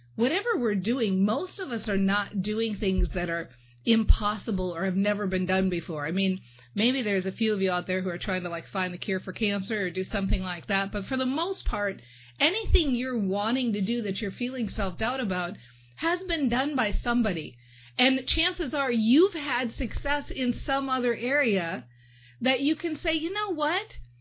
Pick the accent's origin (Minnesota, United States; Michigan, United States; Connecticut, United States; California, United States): Minnesota, United States; I'm from Minnesota and we got that thing where we switch up those two.